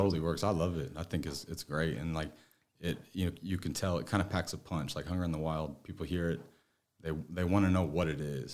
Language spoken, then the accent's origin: English; northeast Missouri, United States; now in Dallas, United States; I ended up growing up on, like, a three thousand acre farm in, like, northeast Missouri.